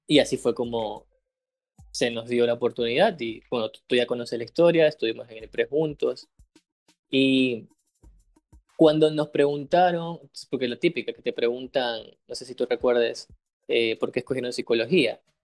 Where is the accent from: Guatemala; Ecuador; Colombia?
Ecuador